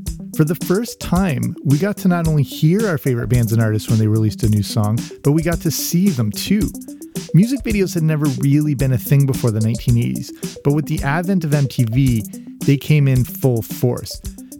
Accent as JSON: {"language": "English", "region": "England", "country": "United Kingdom", "tie": "born or raised there", "also_born_or_lived": "Canada", "said": "I grew up in England, between Canada and England. So as many of my childhood memories are based in England as they are in North America."}